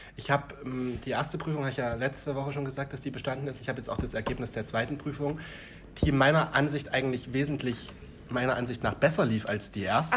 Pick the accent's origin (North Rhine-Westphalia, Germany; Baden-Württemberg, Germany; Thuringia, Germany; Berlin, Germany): Thuringia, Germany; wir in Thüringen